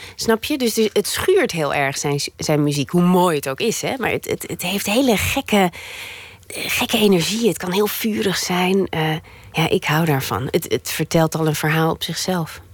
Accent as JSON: {"language": "Dutch", "country": "Netherlands", "also_born_or_lived": "Antwerp, Belgium", "moved": "as an adult", "lives_now": "Belgium", "said": "ik ben en blijf een Hollandse"}